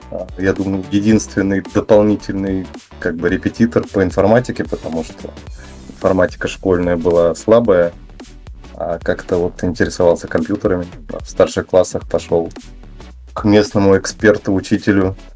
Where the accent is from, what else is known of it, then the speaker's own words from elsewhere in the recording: Fryazino, Moscow Oblast, Russia; А, родился я в Москве, но меня сразу же из роддома увезли в город Фрязино. Это город в Московской области со статусом наукограда. И, собственно, все свое детство я провел тут. Я и сейчас тут.